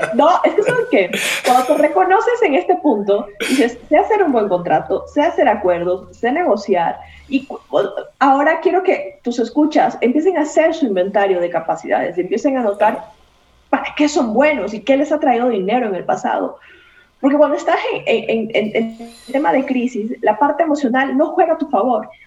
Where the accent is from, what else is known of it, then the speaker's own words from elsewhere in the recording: Esmeraldas, Ecuador; moved away as an adult; also born or lived in Guayaquil, Ecuador; now in Mexico; cuando salí de un pueblito pequeñito que se llama Esmeraldas, que es mi, mi ciudad natal